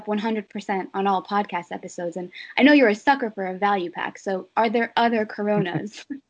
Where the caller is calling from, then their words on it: Newark, New Jersey, United States; I'm live from Newark, New Jersey right now. The most beautiful city in America.